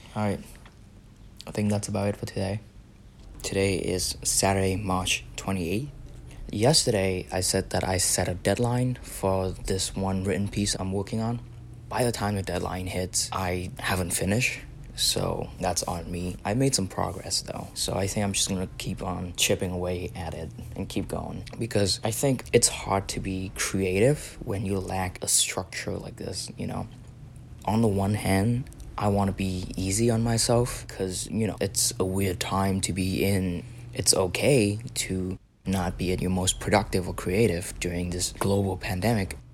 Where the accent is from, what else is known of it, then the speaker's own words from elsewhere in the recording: Vietnam; moved away as an adult; now in Philadelphia, United States; I'm from Vietnam